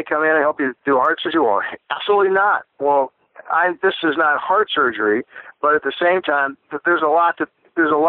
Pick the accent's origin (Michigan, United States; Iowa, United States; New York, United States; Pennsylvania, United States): Iowa, United States; I'm a young guy. I'm from Iowa.